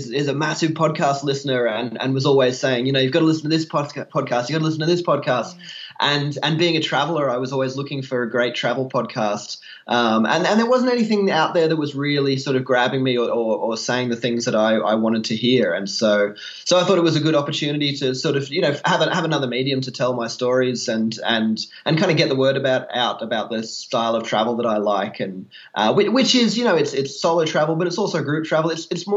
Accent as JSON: {"language": "English", "region": "Queensland", "country": "Australia", "tie": "born or raised there", "said": "I grew up in Queensland"}